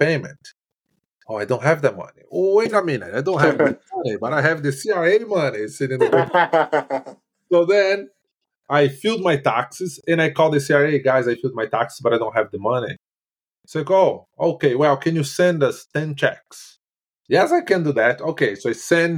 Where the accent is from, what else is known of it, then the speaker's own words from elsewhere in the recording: Brazil; English is a second language; moved away as an adult; now in Canada; I moved from Brazil in 2010. When I got here, I had no English and I had very basic French